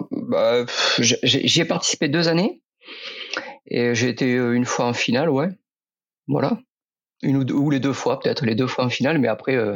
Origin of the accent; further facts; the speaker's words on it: Occitania, France; j'avais fait un peu de vélo quand j'étais gamin en Aveyron, chez moi.